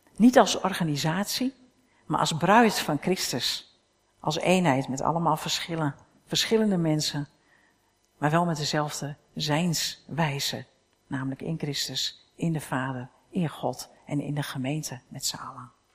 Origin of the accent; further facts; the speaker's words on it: Netherlands; staan we ook nog bekend als uberkritisch hè, als Hollanders, Nederlanders